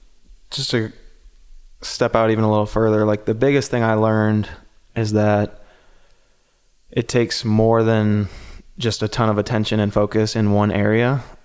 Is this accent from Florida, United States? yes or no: no; Ohio, United States; You know, growing up in Ohio, you know, my diet was sugar right.